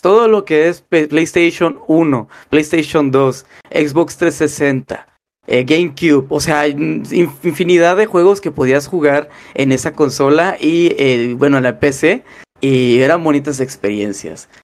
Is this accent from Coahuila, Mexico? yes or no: no; Monterrey, Nuevo León, Mexico; moved away as an adult; now in United States; de madre regia, de ahí fue donde nací yo, de Monterrey, Nuevo León. Monterrey, Nuevo León fue la gran, donde eh, pasé gran parte de mi adolescencia